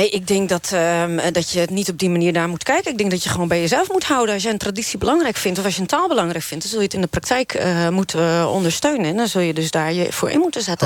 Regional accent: Friesland, Netherlands; first language West Frisian; Dutch is a second language; ik ben uh, Fries geboren getogen. Ik, mijn, Fries is mijn moedertaal.

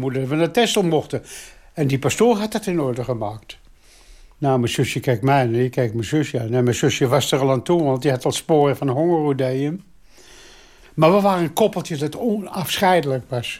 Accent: Amsterdam, North Holland, Netherlands; Ik ben geboren in Amsterdam.

